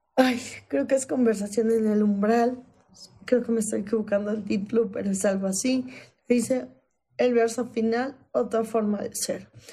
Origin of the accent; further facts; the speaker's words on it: Iguala, Guerrero, Mexico; yo soy de provincia, yo nací en Guerrero, yo nací en Iguala